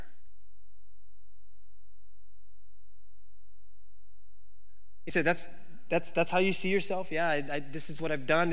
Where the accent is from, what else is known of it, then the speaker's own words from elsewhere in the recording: Waimanalo, Hawaii, United States; I grew up in Wamanalo